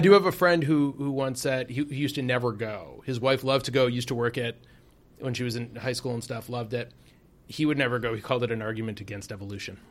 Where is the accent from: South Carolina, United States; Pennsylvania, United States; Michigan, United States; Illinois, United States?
Michigan, United States; Detroit; moved away; also born or lived in Chicago; I'm from Detroit and spent time in Chicago